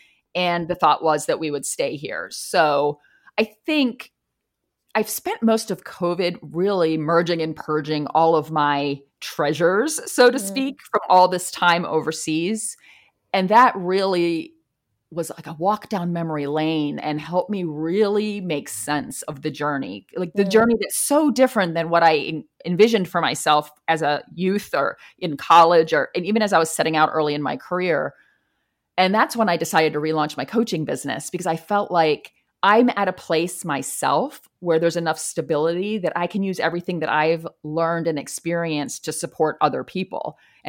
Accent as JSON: {"language": "English", "region": "East Coast", "country": "United States", "lives_now": "Chicago, United States", "said": "Like I'm not from Chicago. I'm from the East Coast. Culturally, Chicago is very different than where I'm from."}